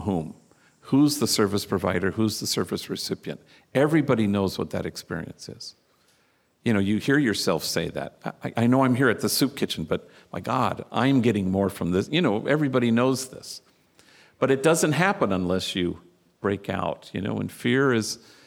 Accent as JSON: {"language": "English", "town": "Los Angeles", "region": "California", "country": "United States", "said": "I come from Hollywood"}